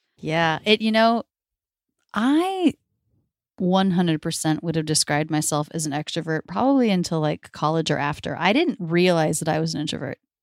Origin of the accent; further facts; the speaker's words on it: Florida, United States; now in Philadelphia, United States; I grew up in Florida